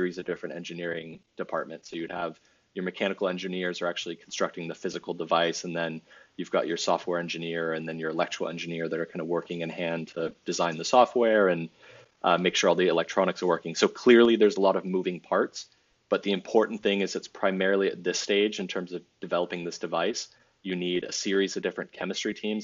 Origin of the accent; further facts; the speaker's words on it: Bordeaux region, Nouvelle-Aquitaine, France; I was raised and educated in France in the Bordeaux region.